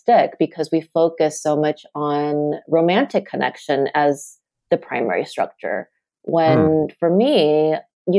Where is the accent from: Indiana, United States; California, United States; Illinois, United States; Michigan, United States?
California, United States; Southern; also born or lived in Taipei, Taiwan / New York City; I grew up in Southern California. The other place that's important to this book is Taipei, and I was born there, and I came to the States when I was 8.